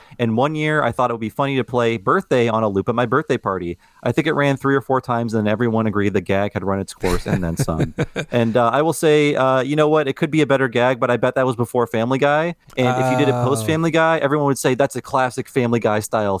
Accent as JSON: {"language": "English", "region": "Northeast Ohio", "country": "United States", "tie": "born or raised there", "said": "growing up in Northeast Ohio, very different culture."}